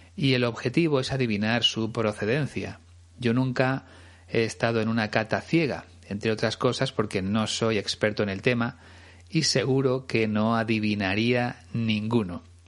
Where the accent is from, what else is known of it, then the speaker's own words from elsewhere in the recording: Spain; como decimos aquí en España